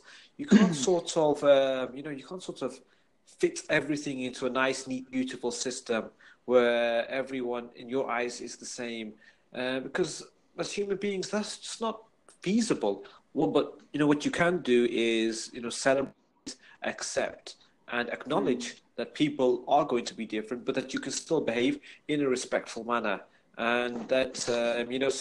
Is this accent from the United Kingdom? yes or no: yes; United Kingdom; We are British citizens of Pakistani background.